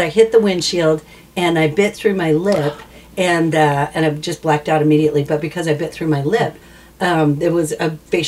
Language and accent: English; Las Vegas, Nevada, United States; Than I'm from Vegas.